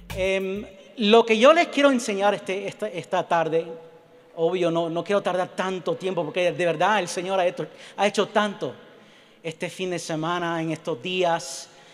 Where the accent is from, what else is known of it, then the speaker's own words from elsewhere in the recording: Puerto Rico; yo soy puertorriqueño